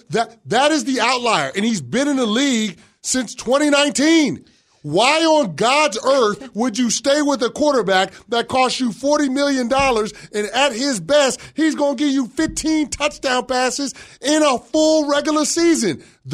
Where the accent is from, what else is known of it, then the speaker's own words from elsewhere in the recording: New York, United States; To being a New Yorker to root for the Dallas Cowboys